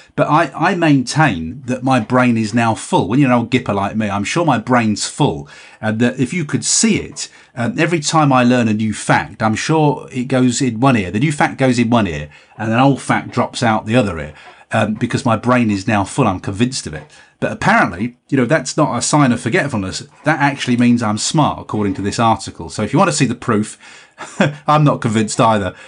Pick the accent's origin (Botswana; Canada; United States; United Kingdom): United Kingdom; Cumbria, North West England; we're all from Cumbria.